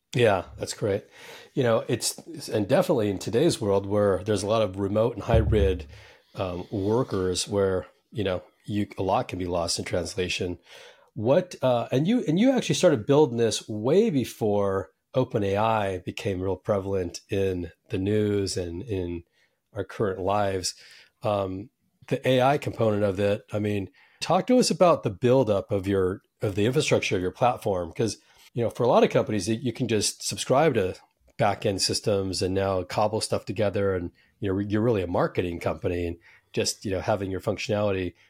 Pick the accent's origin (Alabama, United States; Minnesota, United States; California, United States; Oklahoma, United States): California, United States; Silicon Valley; I'm from Silicon Valley